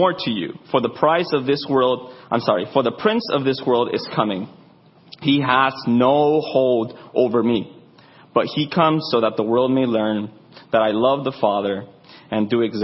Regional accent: Arizona, United States; I grew up in Arizona, so I'm a Zoni

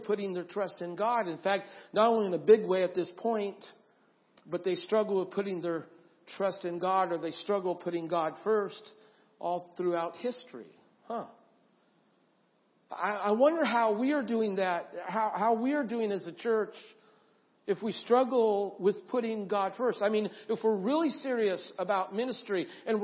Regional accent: Idaho, United States; I grew up in Idaho, and I've been around the mountains

